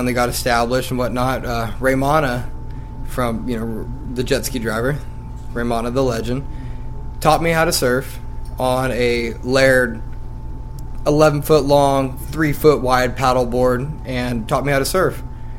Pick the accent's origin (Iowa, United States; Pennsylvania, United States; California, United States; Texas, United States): California, United States; Lemoore; I'm 20 years old, and I'm from Lemoore, California.